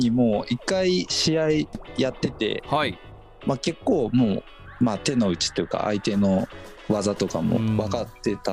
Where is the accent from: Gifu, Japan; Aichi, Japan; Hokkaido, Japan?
Aichi, Japan; Nisshin; 地元名古屋で